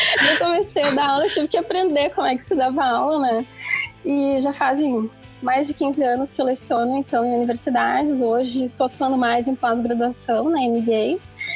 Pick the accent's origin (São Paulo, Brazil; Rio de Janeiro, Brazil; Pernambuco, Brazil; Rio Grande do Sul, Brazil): Rio Grande do Sul, Brazil; interior of; venho de uma região do interior do Rio Grande do Sul, uma cidade que eu brinco que é muito grande, chamada Sapedanga